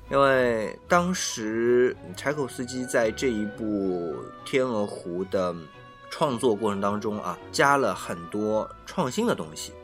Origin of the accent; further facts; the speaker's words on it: China; 我们中国人